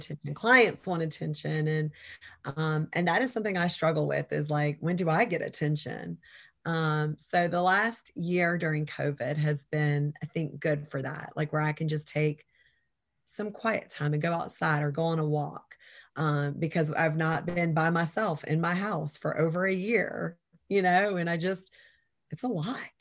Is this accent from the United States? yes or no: yes; Savannah, Georgia, United States; I was born and raised in Savannah, Georgia